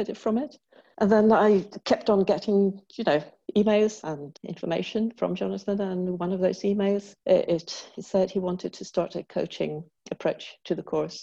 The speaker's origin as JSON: {"language": "English", "country": "Sweden", "also_born_or_lived": "England", "said": "I'm from Sweden."}